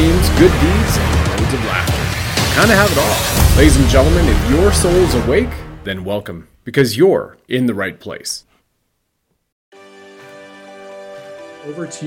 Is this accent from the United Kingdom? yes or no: no; Canada